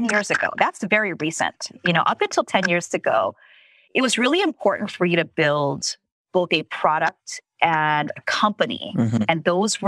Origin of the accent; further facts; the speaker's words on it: Philippines; I'm Asian, by the way, so I could say that. Okay, I'm Filipino